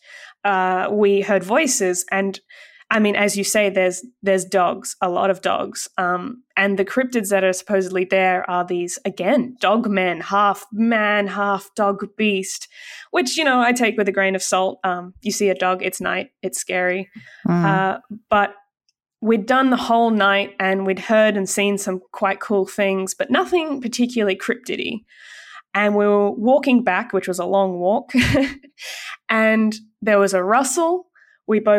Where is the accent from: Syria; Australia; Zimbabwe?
Australia; as an Aussie